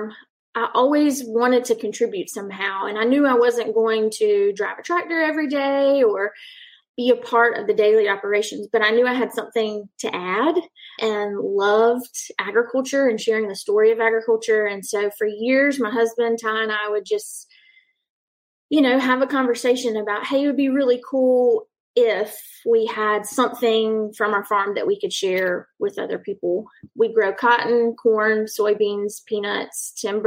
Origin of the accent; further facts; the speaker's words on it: Lexington, South Carolina, United States; moved away as an adult; now in Darlington, United States; I'm from Lexington, South Carolina